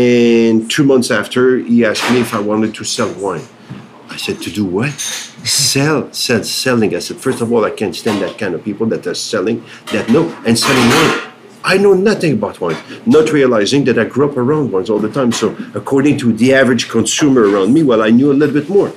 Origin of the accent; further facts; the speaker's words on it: Quebec, Canada; So I'm from Canada. I'm from the province of Quebec.